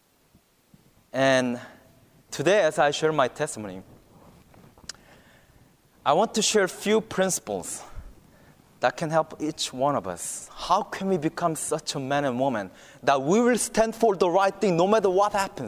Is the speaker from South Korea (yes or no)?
yes; South Korea; moved away as an adult; now in Virginia, United States; I'm from South Korea